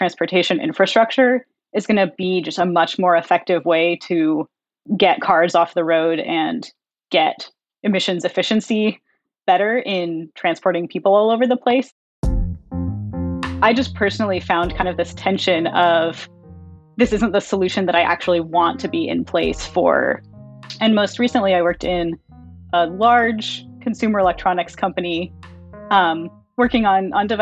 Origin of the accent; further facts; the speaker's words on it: California, United States; I grew up in California